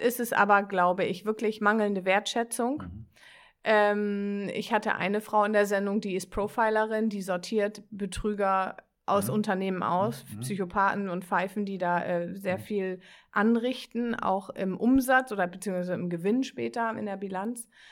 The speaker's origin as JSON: {"language": "German", "region": "Northern Germany", "country": "Germany", "tie": "born or raised there", "also_born_or_lived": "Bremen", "accent": "norddeutsche Kodderschnauze", "said": "Ich bin ein norddeutsches Kind, ich habe manchmal so eine norddeutsche Kodderschnauze"}